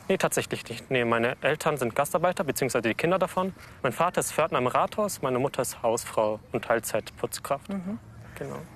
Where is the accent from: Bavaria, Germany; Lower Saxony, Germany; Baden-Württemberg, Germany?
Bavaria, Germany; Lower; Also ich komme aus Niederbayern und ähm, äh, es gab in dem Ort, wo ich herkomme, keine barrierefreie äh, Realschule, Grundschule, Gymnasium